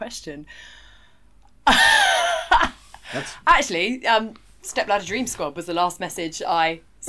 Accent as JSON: {"language": "English", "town": "Oxford", "region": "South East England", "country": "United Kingdom", "tie": "born or raised there", "also_born_or_lived": "London", "said": "I was born in Oxford. I bought my house in Oxford. I have my house in Oxford. I rent in London. I have my house in Oxford. And I love London. I've become a London girl."}